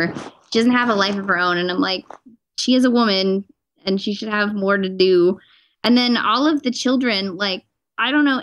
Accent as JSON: {"language": "English", "region": "California", "country": "United States", "said": "me being a Californian"}